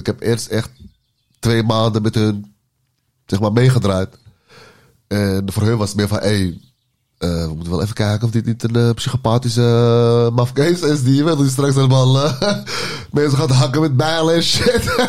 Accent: Amsterdam, North Holland, Netherlands; Ik ben opgegroeid in Oost en in Noord en in het uh, en in West ook

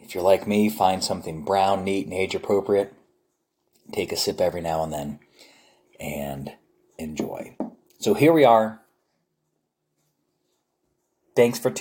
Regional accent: New Jersey, United States; now in Dallas, United States; I grew up back east in New Jersey

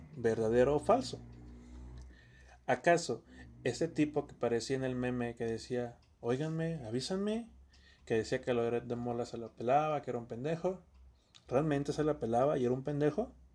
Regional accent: Campeche, Mexico; no somos de Chiapas. Somos de Campeche

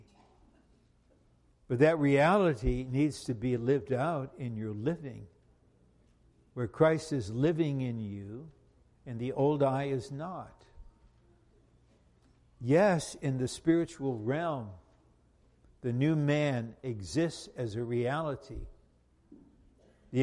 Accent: United States; I'm not an American. I'm not a Finno-Swedish Caucasian American.

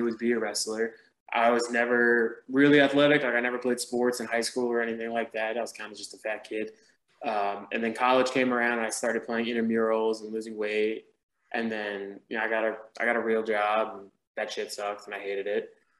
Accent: New Jersey, United States; moved away as an adult; now in Atlanta, United States; I'm from Jersey

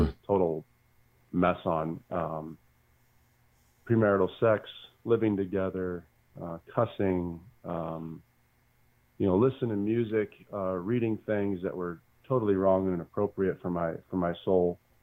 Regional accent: Bedford, Michigan, United States; also born or lived in Muncie, Indiana; now in Sylvania, United States; born and raised in Bedford, Michigan

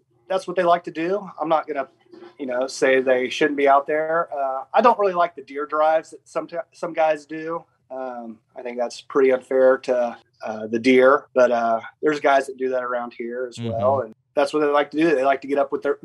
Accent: Pratt, Kansas, United States; Born and raised in Pratt, Kansas

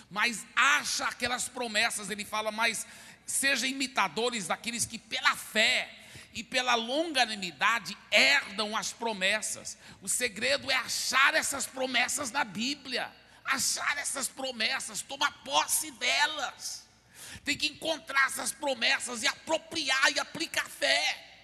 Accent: Belo Horizonte, Minas Gerais, Brazil; also born or lived in Goiás / Pará; now in São Paulo, Brazil; eu nasci em Belo Horizonte, sou mineiro. Também morei muito tempo em Goiás, sou goiano. Morei muito tempo no Pará, sou paraense. Agora estou em São Paulo, sou paulista

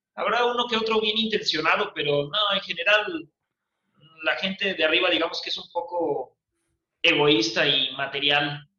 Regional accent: Mexico; nosotros como mexicanos

